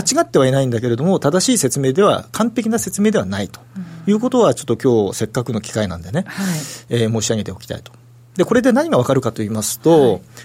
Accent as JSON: {"language": "Japanese", "region": "Toyama", "country": "Japan", "tie": "born or raised there", "moved": "yes", "said": "私地元が富山なんで"}